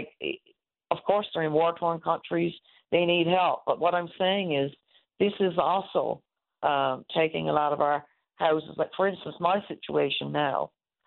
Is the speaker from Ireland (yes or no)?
no; Twillingate, Newfoundland and Labrador, Canada; moved away as an adult; now in St. John's, Canada; I've been living in St. John since I was 18 from Twillingate.